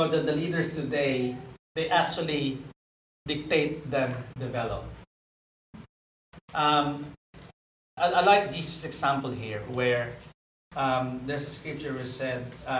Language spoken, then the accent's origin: English; Philippines; I'm a Filipino